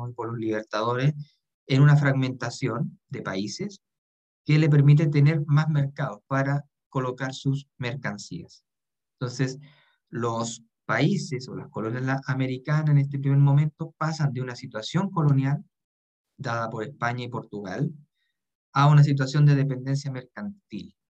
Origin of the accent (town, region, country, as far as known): Chile